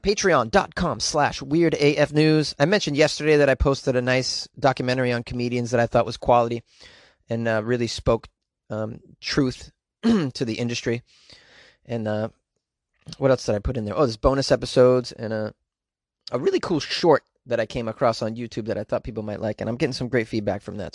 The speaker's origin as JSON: {"language": "English", "town": "Boston", "region": "Massachusetts", "country": "United States", "said": "I don't say that word correctly 'cause I'm from Boston"}